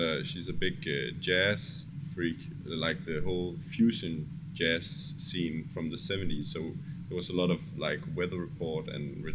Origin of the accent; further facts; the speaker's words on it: Copenhagen, Capital Region of Denmark, Denmark; We are from Copenhagen in Denmark, where we have our studio and where we work